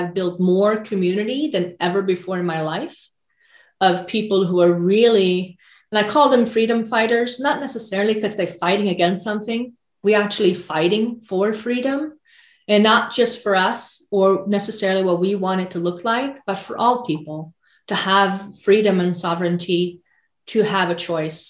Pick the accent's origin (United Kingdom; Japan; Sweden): Sweden; moved away as an adult; now in United States; I grew up in Sweden in the 80s.